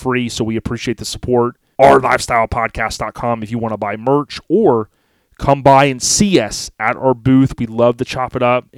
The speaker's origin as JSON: {"language": "English", "region": "Florida", "country": "United States", "tie": "born or raised there", "said": "growing up in Florida, born and raised"}